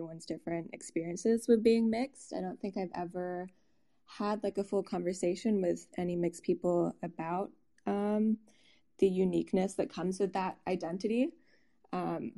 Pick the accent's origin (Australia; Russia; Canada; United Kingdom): United Kingdom; England; there were more sheep than people in the village I grew up in England.